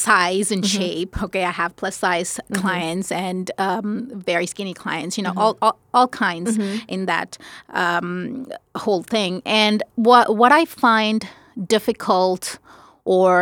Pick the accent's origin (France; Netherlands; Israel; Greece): France; Paris, Île-de-France; also born or lived in India; now in United States; I grew up in France. I mostly grew up in Paris